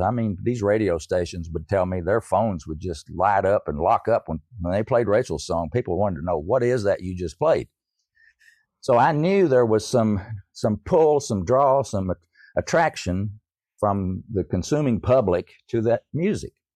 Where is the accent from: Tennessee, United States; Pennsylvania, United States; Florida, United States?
Tennessee, United States; East; I grew up in East Tennessee. I'm a Tennessee hillbilly, I guess you could say.